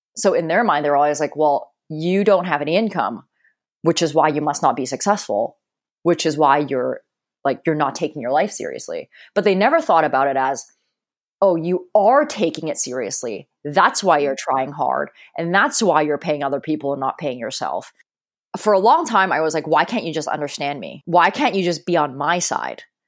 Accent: Hong Kong; I grew up in Hong Kong and I remember, you know, being 5 years old and being in a taxi

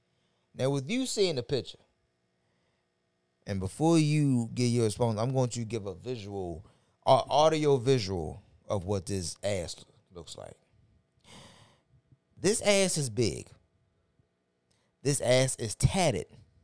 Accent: Baltimore, Maryland, United States; I'm from South Baltimore, South Baltimoreans.

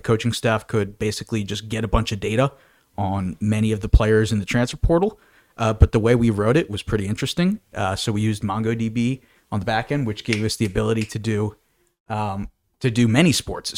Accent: Bethlehem, Pennsylvania, United States; I'm from Bethlehem, Pennsylvania, and I'm a student at Penn State

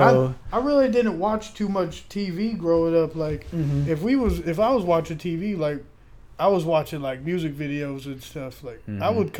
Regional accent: Ohio, United States; moved away; I grew up in Ohio. I'm not from Ohio. Okay. Like I don't rep Ohio hard as hell.

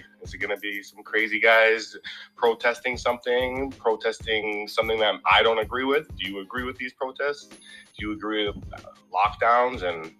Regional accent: Toronto, Ontario, Canada; I'm from Toronto, Canada. I grew up in the west end of the city, in a place called Etobicoke.

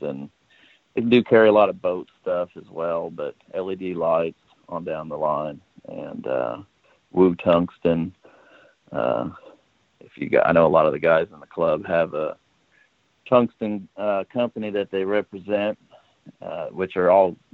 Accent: West Palm Beach, Florida, United States; now in Huntingburg, United States; Originally from South Florida, around West Palm Beach. So I grew up on Okeechobee, fishing for big fat fish

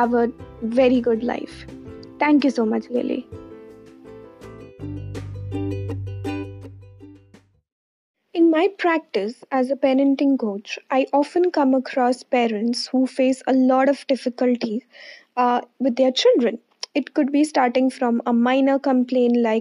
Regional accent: India; I'm a nutritionist from India

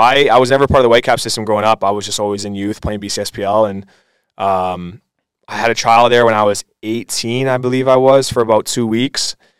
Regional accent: Aldergrove, British Columbia, Canada; moved away as an adult; also born or lived in Surrey, British Columbia / Montreal; I was actually born in Surrey, um, and then I moved to Aldergrove, a town just beside Langley, when I was about two years old. Been there ever since.

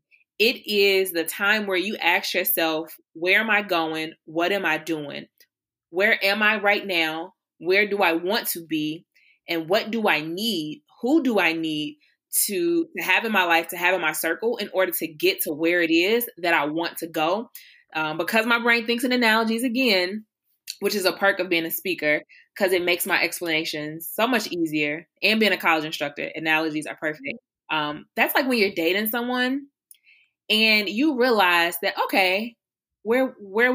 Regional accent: Chicago, Illinois, United States; I am a proud Southside Chicagoan, which means I'm from the South Side of Chicago

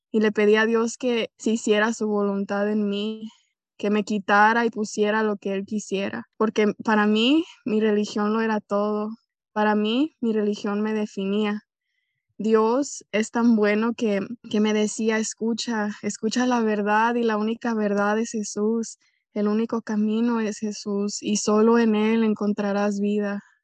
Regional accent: Jalisco, Mexico; soy originaria de Jalisco, México

